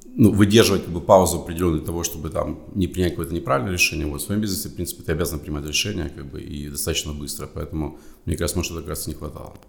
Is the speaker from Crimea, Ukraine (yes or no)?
no; Kharkiv, Kharkiv Oblast, Ukraine; moved away; also born or lived in United States; я сам э, с Украины, с города Харькова